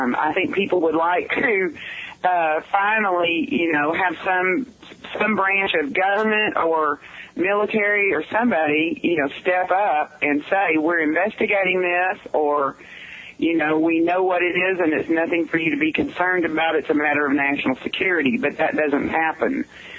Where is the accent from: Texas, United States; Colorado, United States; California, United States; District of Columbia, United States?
Texas, United States; Stephenville; born there; I was born in the Stephenville Hospital.